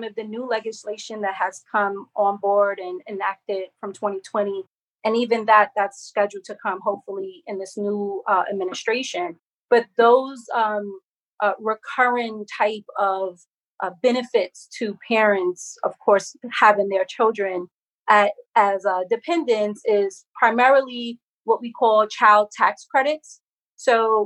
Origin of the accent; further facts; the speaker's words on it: New York, United States; as a New Yorker